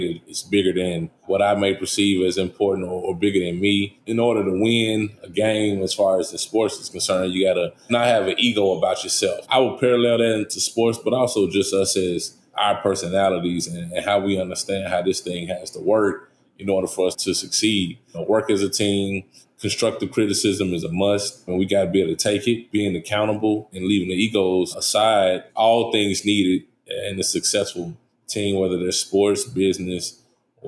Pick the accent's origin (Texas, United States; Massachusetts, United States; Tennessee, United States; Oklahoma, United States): Tennessee, United States; Nashville; EJ and I grew up in East Nashville